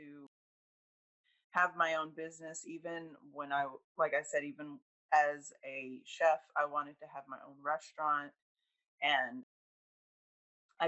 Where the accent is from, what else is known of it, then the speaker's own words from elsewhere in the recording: Southern Hillsborough County, Florida, United States; also born or lived in Columbus, Georgia / Louisiana; around the age of 8, we moved to Florida and settled in Southern Hillsborough County, and I've been here ever since.